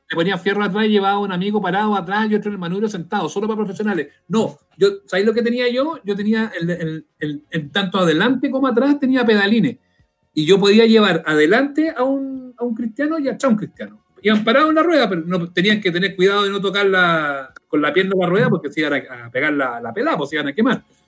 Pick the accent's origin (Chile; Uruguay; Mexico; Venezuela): Chile